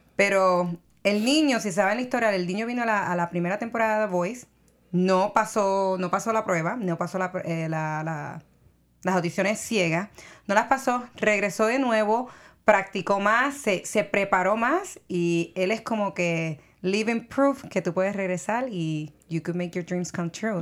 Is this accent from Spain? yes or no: no; Puerto Rico; moved away; soy de Puerto Rico